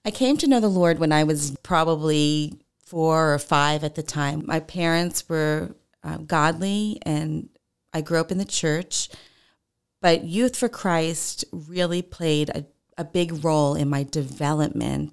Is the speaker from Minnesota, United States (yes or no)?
no; Long Island, New York, United States; moved away as an adult; I grew up in New York on Long Island